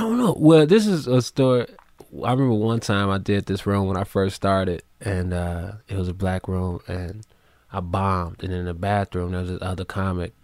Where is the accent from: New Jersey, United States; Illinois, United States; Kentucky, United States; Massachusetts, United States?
Illinois, United States; Chicago; moved away; also born or lived in New York City; I'm from Chicago, so big Bulls fan